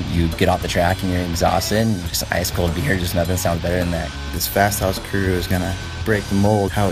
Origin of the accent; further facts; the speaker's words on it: Newhall, California, United States; I grew up in Newhall. That was 805.